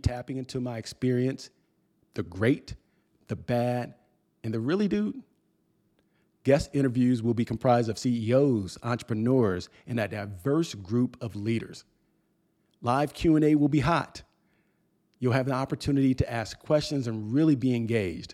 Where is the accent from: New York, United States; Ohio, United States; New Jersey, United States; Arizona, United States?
New Jersey, United States; now in Atlanta, United States; my hometown in New Jersey